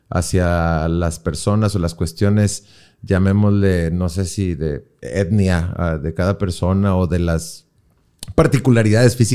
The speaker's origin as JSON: {"language": "Spanish", "town": "Monterrey", "region": "Nuevo León", "country": "Mexico", "said": "No, sí, güey, yo soy de Monterrey."}